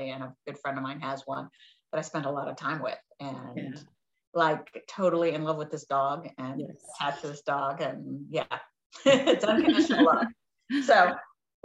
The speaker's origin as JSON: {"language": "English", "town": "Reston", "region": "Virginia", "country": "United States", "tie": "born or raised there", "said": "where I grew up in Reston"}